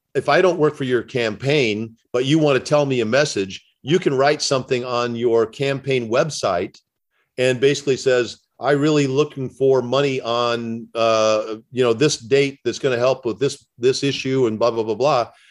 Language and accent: English; Indiana, United States; I grew up in the Midwest. And in Indiana, where I grew up